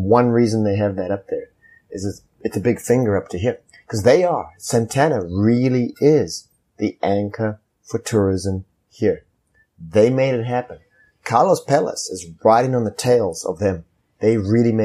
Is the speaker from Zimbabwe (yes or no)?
yes; Zimbabwe; moved away as an adult; also born or lived in Lusaka, Zambia; now in United States; my life growing up in Rhodesia was a life of privilege as a white person in Africa